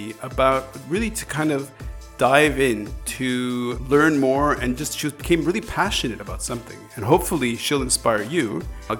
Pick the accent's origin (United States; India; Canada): Canada